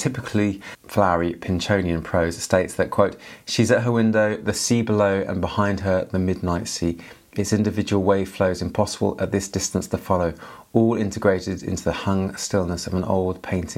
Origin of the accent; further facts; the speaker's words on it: England, United Kingdom; I'm from England